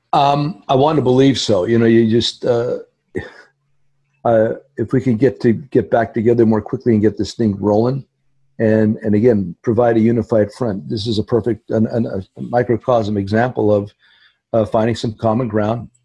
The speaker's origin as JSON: {"language": "English", "town": "Hazleton", "region": "Pennsylvania", "country": "United States", "tie": "born or raised there", "said": "the Hazleton Integration Project in my hometown"}